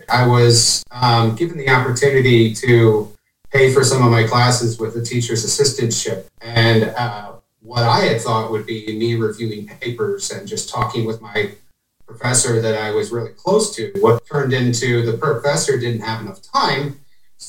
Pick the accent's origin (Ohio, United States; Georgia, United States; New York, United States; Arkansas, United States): Ohio, United States; now in Indiana, United States; I'm from Ohio